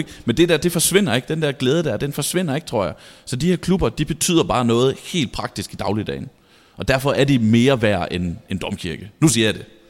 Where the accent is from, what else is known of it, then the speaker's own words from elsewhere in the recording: Vejle, Southern Denmark, Denmark; moved away; Vejle, hvor jeg kommer fra